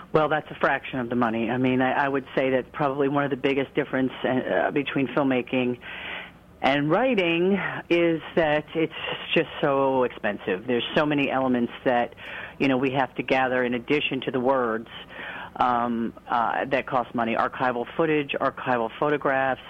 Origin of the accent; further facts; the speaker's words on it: New Jersey, United States; now in Portland, United States; I grew up in New Jersey as did Kathleen